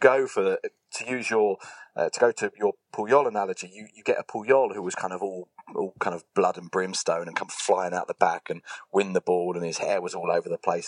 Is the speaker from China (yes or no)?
no; England, United Kingdom; moved away as an adult; now in Spain; I'm too English in this, even after God knows how many years in Spain